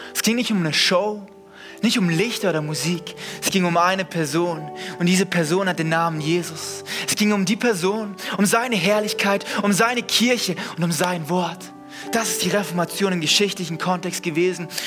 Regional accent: Segeten, Baden-Württemberg, Germany; Ich komme aus dem Dorf, von nirgendwo. Ich komme aus Segeten.

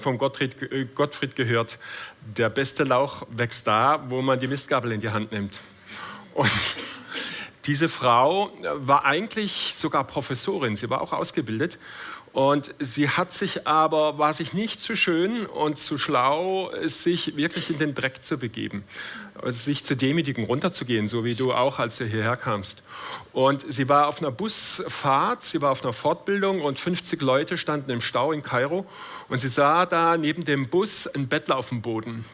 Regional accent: Todtnau, Baden-Württemberg, Germany; also born or lived in Schopfheim; Mein Opa war Gewerbeschuldirektor in Tottenau, meinem Geburtsort

